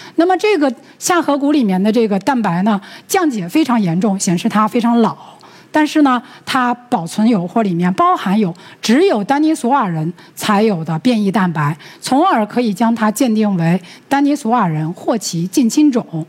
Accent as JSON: {"language": "Chinese", "country": "China", "said": "我们中国"}